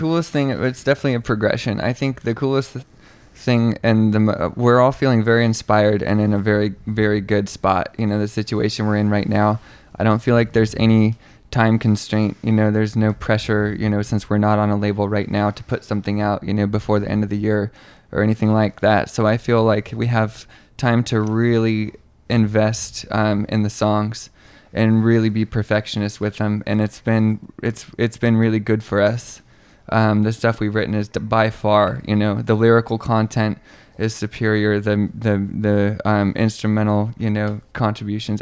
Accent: Moscow, Idaho, United States; now in Seattle area, United States; I'm from Idaho, um, from Moscow, Idaho

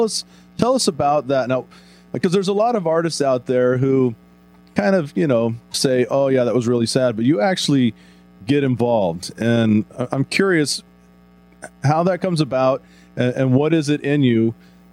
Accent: Texas, United States; moved away; Growing up in Texas, you know, I was exposed to a lot of country music

